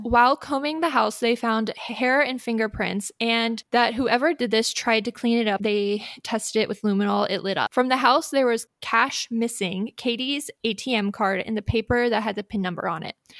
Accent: United States; as an American

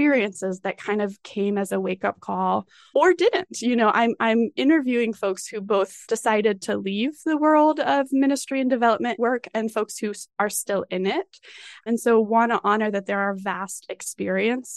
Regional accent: Colorado Springs, Colorado, United States; I grew up in Colorado Springs

